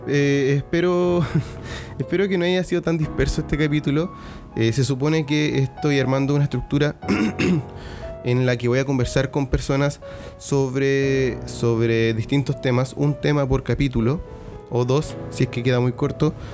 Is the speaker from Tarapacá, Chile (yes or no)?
yes; Iquique, Tarapacá, Chile; soy iquiqueño, soy chileno, tengo 34 años a día de hoy